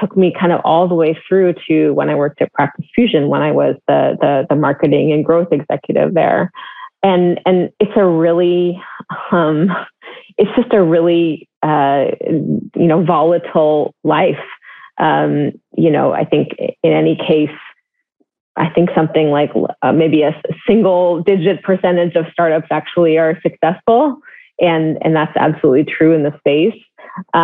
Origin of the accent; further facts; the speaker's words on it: Northern California, United States; I'm from the Bay Area, from further north, but if you're from Northern California, you say you're from the Bay Area, that's what you do. And I lived, you know, most of my younger life in the Bay Area